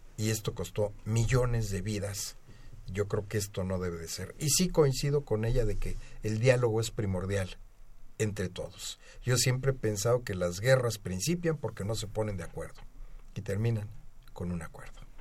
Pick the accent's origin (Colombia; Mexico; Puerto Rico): Mexico; como mexicano